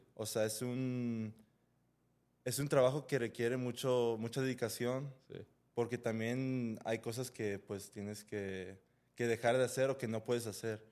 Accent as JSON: {"language": "Spanish", "town": "Los Angeles", "region": "California", "country": "United States", "tie": "born or raised there", "moved": "yes", "lives_now": "Guadalajara, Mexico", "said": "en donde crecí, pues, en Los Ángeles"}